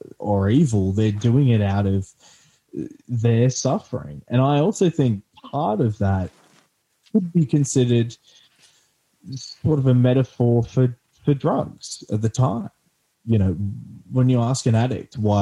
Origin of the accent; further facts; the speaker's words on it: Australia; being an Australian kid